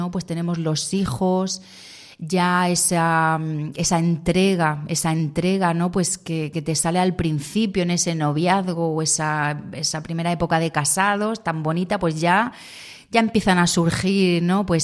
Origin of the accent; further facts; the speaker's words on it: Andorra; now in Murcia, Spain; yo bueno, me, vine de Andorra a vivir a Murcia, a estudiar.